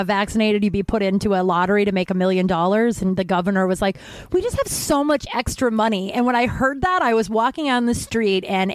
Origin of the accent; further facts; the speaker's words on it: Littleton, Colorado, United States; I'm from Littleton, where the guys who wrote South Park is.